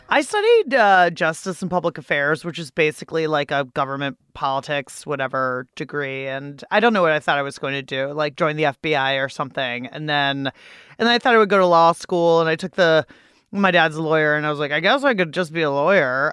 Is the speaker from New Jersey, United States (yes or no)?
no; Pittsburgh, Pennsylvania, United States; now in Washington, D.C., United States; I'm from Pittsburgh, Pennsylvania. It is the only city for me. I don't live there, though. I live in Washington, D C.